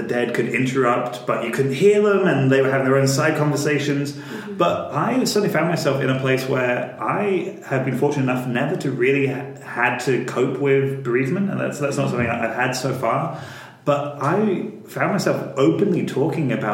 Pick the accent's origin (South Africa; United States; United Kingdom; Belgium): United Kingdom; I'm British